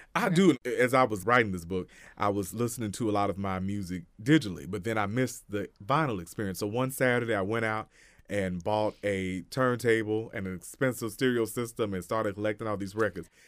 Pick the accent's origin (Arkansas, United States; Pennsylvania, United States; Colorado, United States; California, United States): Arkansas, United States; Hot Springs, Little Rock; also born or lived in Malvern, Arkansas; we moved to Little Rock from Hot Springs